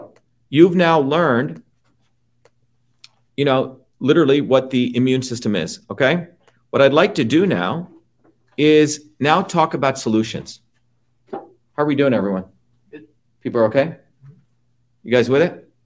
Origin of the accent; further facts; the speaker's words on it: New Jersey, United States; now in Boston, United States; That's all we did growing up in Jersey. First time I ever heard of allergies was when I came to Boston.